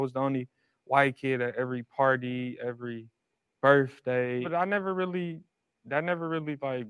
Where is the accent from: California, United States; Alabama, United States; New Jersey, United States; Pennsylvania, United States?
California, United States; Los Angeles; I'm from South Central. I got adopted at 7 days old as a baby, like out the hospital to a black mother. So I was raised with her ever since 7 days old.